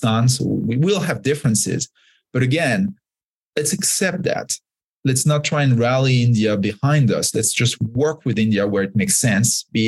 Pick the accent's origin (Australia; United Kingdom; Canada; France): France; now in United States; I grew up in France and became an American. So I'm a dual citizen now.